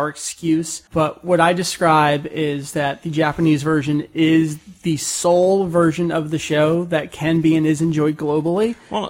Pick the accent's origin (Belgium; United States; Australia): Belgium; English is a second language; So all in all, in my home country, only a select few people these days are still into Dragon Ball. I think I've maybe seen only two people on this forum who are from Belgium.